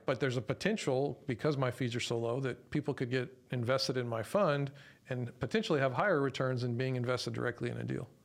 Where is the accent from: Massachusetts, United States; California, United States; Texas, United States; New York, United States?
Texas, United States; San Antonio; I was born and raised here in San Antonio too